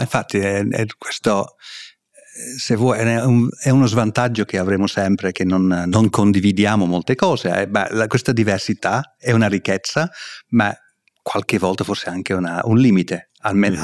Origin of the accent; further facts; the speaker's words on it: England, United Kingdom; Italian is a second language; moved away as an adult; sono inglese, sono britannico, eh, vengo da là